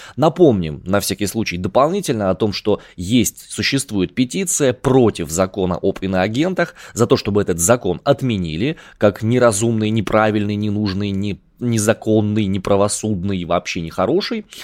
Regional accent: Siberia, Russia; Я больше степной сибиряк

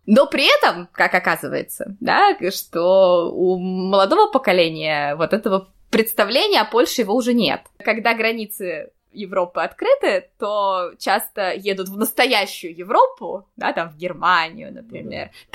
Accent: Saint Petersburg, Russia; moved away as an adult; now in Kraków, Poland; я родилась и выросла в Петербурге

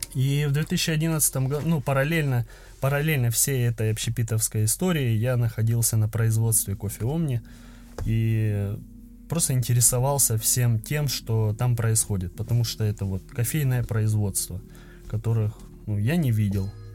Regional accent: Krasnodar, Krasnodar Krai, Russia; я из Краснодара

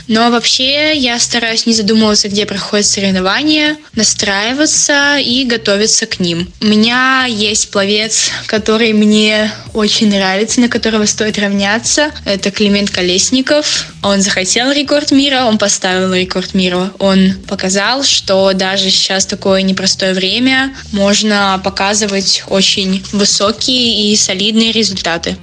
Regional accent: Saint Petersburg, Russia; в моем родном городе в бассейне Невская волна

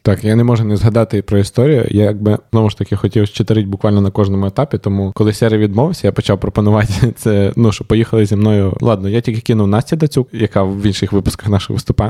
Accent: Ukraine; ми з України

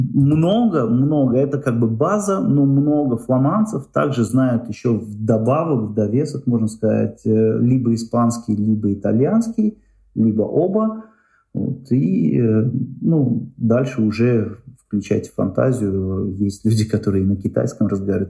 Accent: Tashkent, Uzbekistan; moved away as an adult; now in Belgium; Я там родился, вырос, это мой родной город

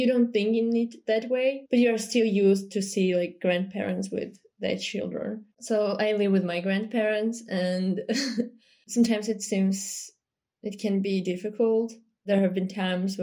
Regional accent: Yerevan, Armenia; moved away as an adult; now in Moscow, Russia; I was born and raised in Yerevan

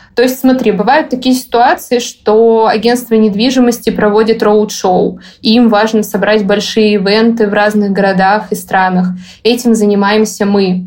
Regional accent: Saint Petersburg, Russia; moved away as an adult; also born or lived in Moscow, Russia; now in Dubai, United Arab Emirates; Я сама из Петербурга

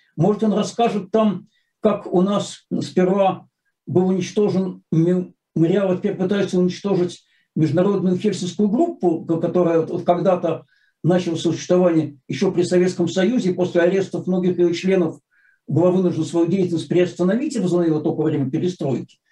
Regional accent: Saint Petersburg, Russia; как истинный ленинградец

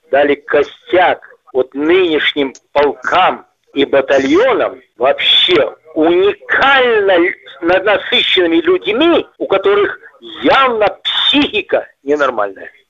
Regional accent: Belarus; я белорус, ты русский, неважно, да.

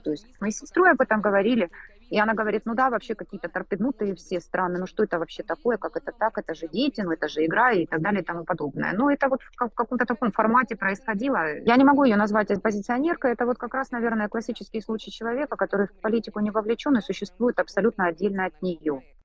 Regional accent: Rostov-on-Don, Rostov Oblast, Russia; moved away as an adult; now in Istanbul, Turkey; Я уроженка города Ростова-на-Дону. В настоящий момент я живу со своей семьей в Стамбуле

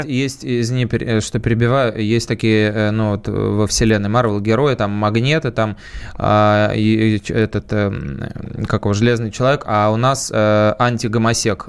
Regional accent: Saint Petersburg, Russia; я тоже из Питера

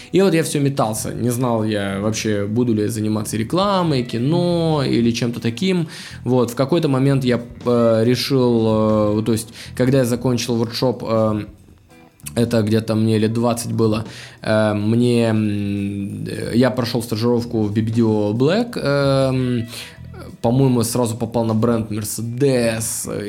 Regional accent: Anapa, Krasnodar Krai, Russia; moved away; я сам анапчанин, я с Кубани, из маленького города

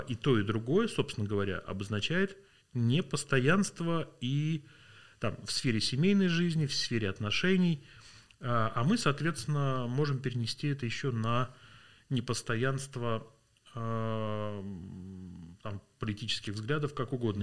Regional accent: Vladimir Oblast, Russia; я родился во Владимирской области, в маленьком районном городе

